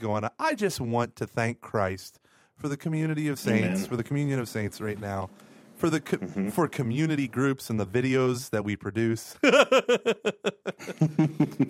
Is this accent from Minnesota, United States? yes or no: no; Broken Arrow, Oklahoma, United States; moved away; I was raised in Broken Arrow